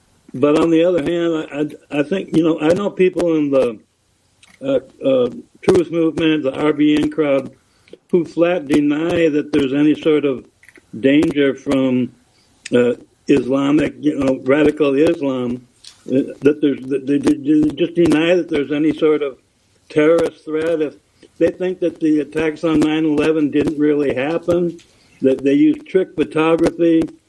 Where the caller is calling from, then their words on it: St. Paul, Minnesota, United States; Calling from St. Paul, Minnesota.